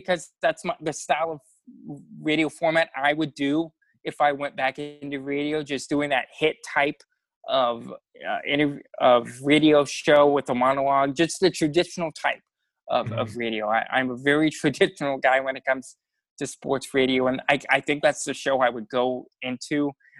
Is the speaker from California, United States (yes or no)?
no; Montezuma, Iowa, United States; Montezuma, Iowa. For those of you who don't know, it's between Des Moines and Iowa City, just about 10 minutes south of the interstate off the Malcolm exit.